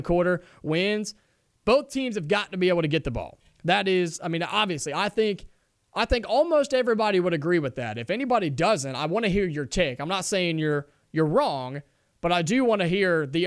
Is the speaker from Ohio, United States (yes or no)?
yes; Ohio, United States; I grew up in Ohio